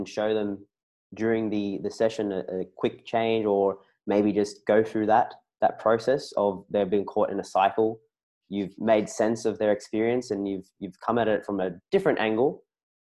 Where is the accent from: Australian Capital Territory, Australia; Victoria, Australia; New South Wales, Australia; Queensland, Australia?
New South Wales, Australia; Sydney; I'm from Sydney